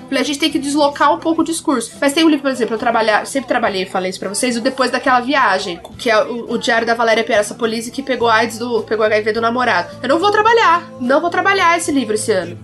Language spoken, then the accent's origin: Portuguese; South Region, Brazil; Sou do Sul